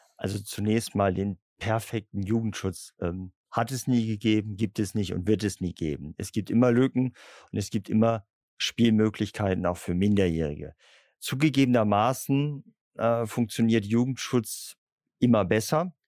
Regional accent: Bremen, Germany; Ich bin ungewöhnlicherweise als Bremer ähm, katholisch

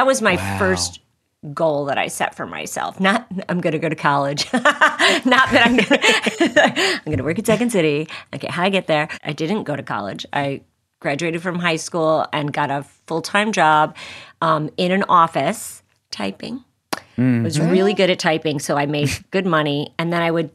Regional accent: Chicago, Illinois, United States; I'm from Chicago

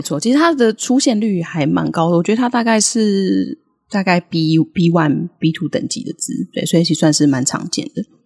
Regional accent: Taiwan; accent: Taiwanese; 我们的可爱的台式发音

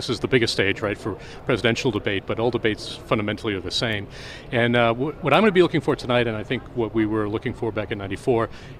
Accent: Massachusetts, United States; Well, it's I'm from Massachusetts. It's kind of maybe it's a Northeast thing

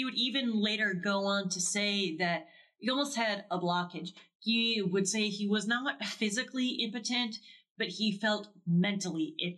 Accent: Wisconsin, United States; it's also from my hometown

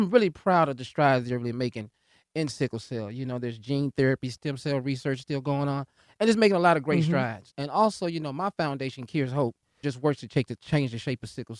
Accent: Texas, United States; the state of Texas, my home state

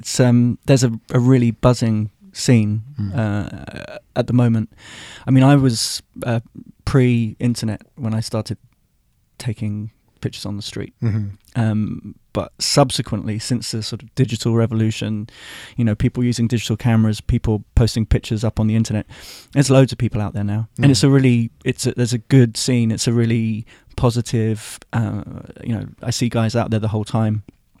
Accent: Wembley, London, United Kingdom; Born and raised near Wembley, which is where the National Stadium is. Right. I lived there till I was about 23. Then I moved into London proper, moved to Shepherd's Bush with my best friend, and then to Pimlico, which is near Victoria, then to the Barbican

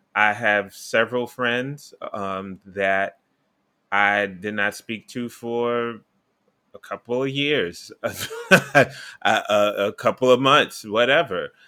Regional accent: New York City, New York, United States; I'm from New York City

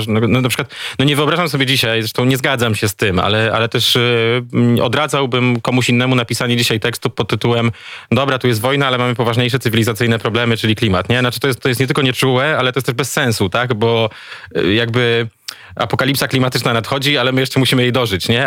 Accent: eastern voivodeships of Poland, eastern Poland, Poland; moved away; Mam dobry kontakt ze wschodnimi województwami Polski, skąd pochodzę

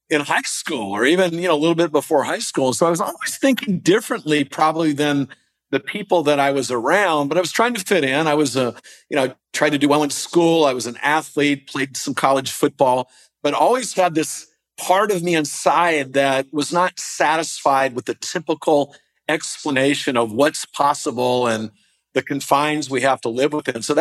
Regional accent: East Coast, United States; now in Southern California, United States; we're a little wimpy down here in Southern California. I didn't grow up here. I grew up on the East Coast

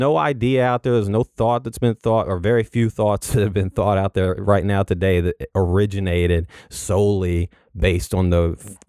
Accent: Illinois, United States; also born or lived in Western Kentucky / Southeast Missouri; So I grew up in Southern Illinois. I spent a lot of time there. Have a lot of family there.

